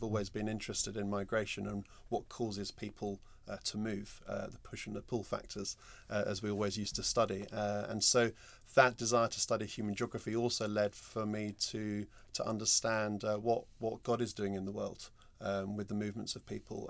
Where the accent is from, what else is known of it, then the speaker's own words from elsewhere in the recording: London, United Kingdom; I grew up in North London in the 70s and 80s.